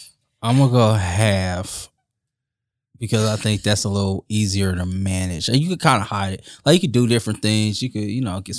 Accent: Indianapolis, Indiana, United States; So when we first moved here, everybody was like, when they found out I was from Indy, it's like, why would you move here?

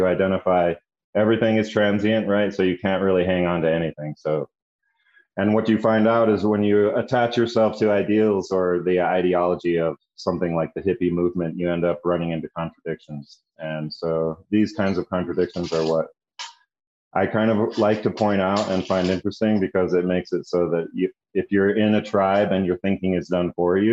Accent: the West, United States; also born or lived in New Mexico; growing up in the West and being the child of hippies

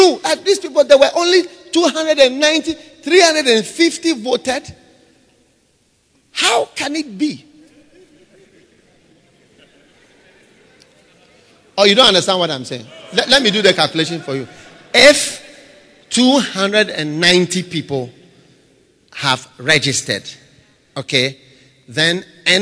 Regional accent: Ghana; I've never been to school outside Ghana even for 1 week. All my school, I went to Ghana. I've never been abroad

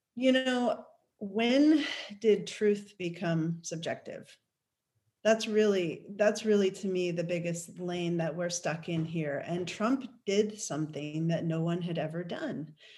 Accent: New York, United States; now in Oregon, United States; I grew up in New York

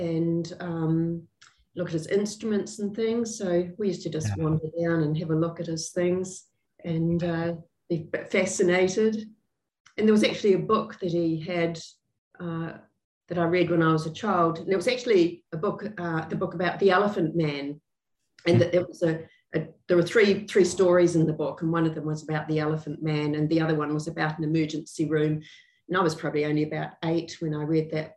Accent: Christchurch, Canterbury, New Zealand; I was born in Christchurch. My father was a GP in Riccarton

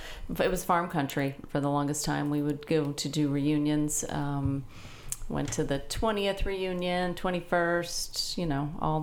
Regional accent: Jeffersonville, New York, United States; moved away; Little tiny teeny town called Jeffersonville, New York.

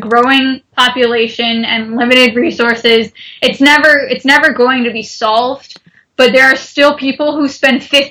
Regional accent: United States; I'm an American consumer

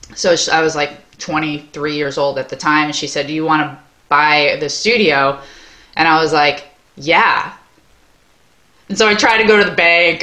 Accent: Long Island, New York, United States; now in Maine, United States; I grew up in Long Island, New York. I live in Maine now

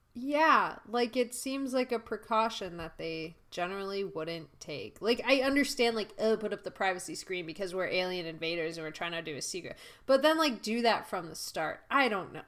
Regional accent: Canada; moved away; also born or lived in United States; I moved away from Canada

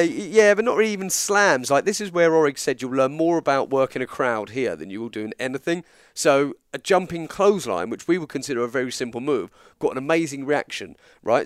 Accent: England, United Kingdom; I'm English

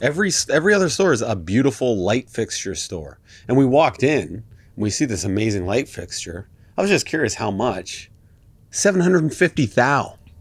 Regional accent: Canada

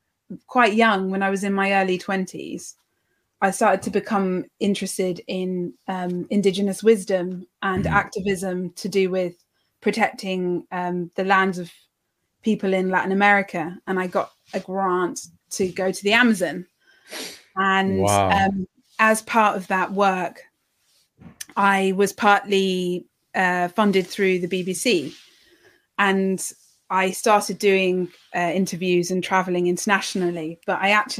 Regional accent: London, United Kingdom; I was brought up in London

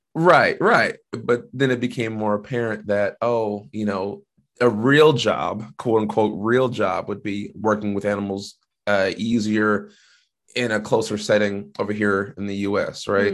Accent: Washington, United States; I didn't have to leave my home state

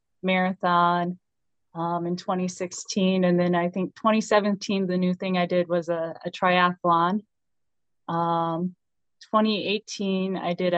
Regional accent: Edgerton, Minnesota, United States; It is Southwest Minnesota, this tiny town of Edgerton

